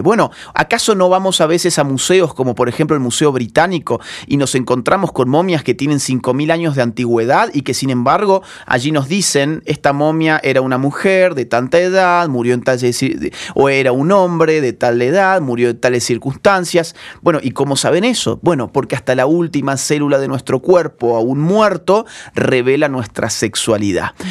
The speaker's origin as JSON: {"language": "Spanish", "country": "Argentina", "said": "como decimos en, Argentina"}